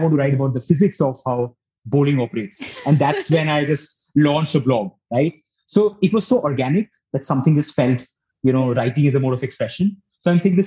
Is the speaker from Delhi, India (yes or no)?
yes; Delhi, India; moved away as an adult; also born or lived in Kanpur; now in Mussoorie, India; So I grew up in Delhi, did schooling, high school there, then went to Kanpur for my undergrad, graduated and came back to Delhi